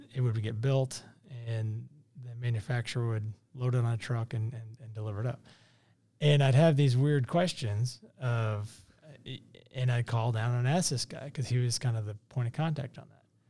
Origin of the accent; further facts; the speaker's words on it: Kansas City, Missouri, United States; I born and raised in South Kansas City.